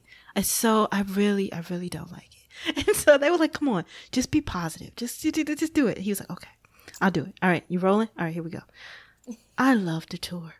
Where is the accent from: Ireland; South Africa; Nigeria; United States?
United States; Gary, Indiana; born or raised there